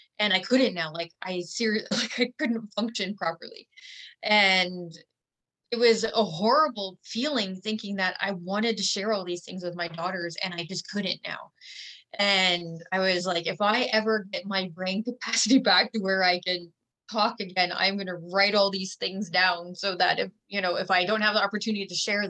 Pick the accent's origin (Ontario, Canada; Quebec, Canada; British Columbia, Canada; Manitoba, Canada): Ontario, Canada; now in Saskatchewan, Canada; I'm not originally from Saskatchewan. I moved here from Ontario, and I've moved to different places.